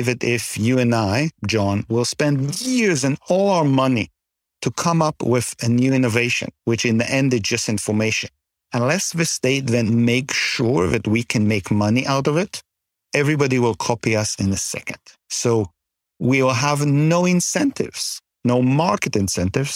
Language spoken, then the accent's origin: English; Canada; as a Canadian